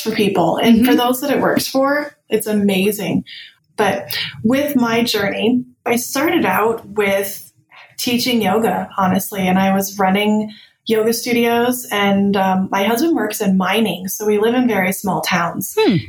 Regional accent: Tempe, Arizona, United States; moved away; I grew up in Tempe, Arizona, where there was no snow

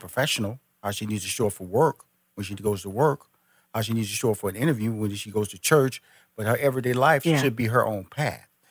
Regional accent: Houston, Texas, United States; now in Atlanta, United States; I was born and raised in Houston. Yep. I'm now based in Atlanta, Georgia

